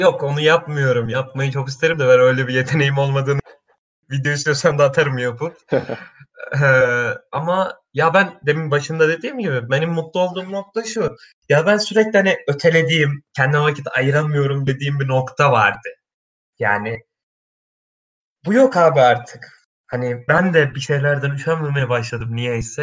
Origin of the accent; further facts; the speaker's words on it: Kastamonu, Turkey; now in Istanbul, Turkey; Kastamonluyum aslen.